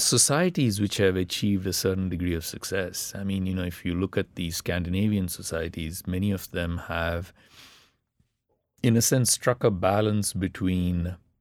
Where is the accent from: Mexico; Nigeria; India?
India; first language Tamil; English is a second language; moved away; growing up in the middle class India that I did, reading all those English novels and all the rest of it, left me in some senses um, very inadequately Tamil